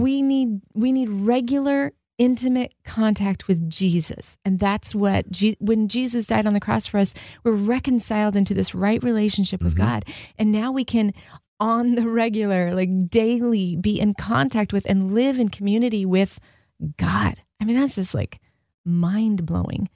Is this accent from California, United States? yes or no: yes; Southern California, United States; I grew up in Southern California with diversity